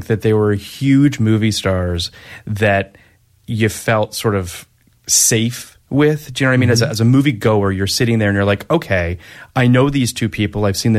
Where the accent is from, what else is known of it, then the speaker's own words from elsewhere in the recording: Canada; I'm Canadian, by the way, to the listeners that are unaware.